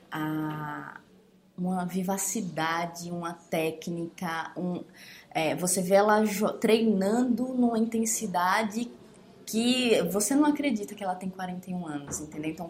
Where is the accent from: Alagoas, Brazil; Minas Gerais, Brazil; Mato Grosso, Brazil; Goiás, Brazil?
Alagoas, Brazil; Eu sou de Alagoas, né? E a Marta é de Alagoas.